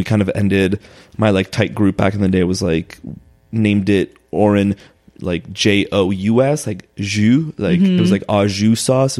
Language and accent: English; United States; also born or lived in Los Angeles, United States / Israel; I was born in LA, and then I left when I was 3, and then moved back when I was like 7 or 8.